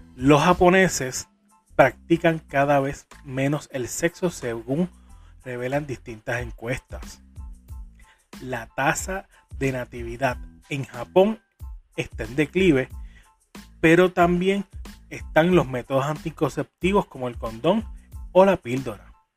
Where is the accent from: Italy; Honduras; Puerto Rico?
Puerto Rico; soy boricua de pura cepa, jibarito